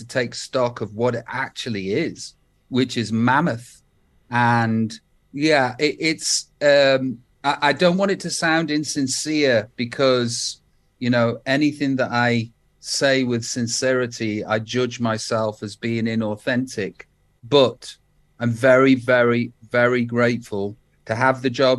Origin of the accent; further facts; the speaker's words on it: Stoke-on-Trent, West Midlands, United Kingdom; moved away; I'm still from Stoke